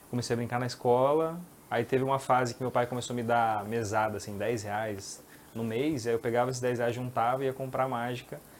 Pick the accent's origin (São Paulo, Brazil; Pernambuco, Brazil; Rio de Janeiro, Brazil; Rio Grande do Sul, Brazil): São Paulo, Brazil; São Bernardo do Campo; born there; Não, eu sou nascido em São Bernardo. São Bernardo. São Bernardo, depois mudei para São Paulo